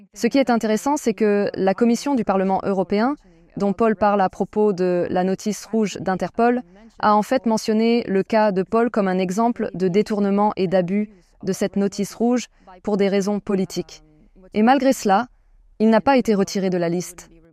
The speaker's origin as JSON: {"language": "French", "country": "France", "said": "chez nous en France"}